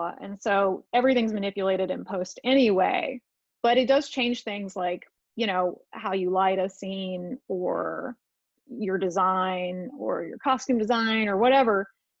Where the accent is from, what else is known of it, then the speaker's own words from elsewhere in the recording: Kentucky, United States; also born or lived in West Virginia; I'm from Kentucky, but it's all kind of the same, like in that where Kentucky and West Virginia and Ohio all meet.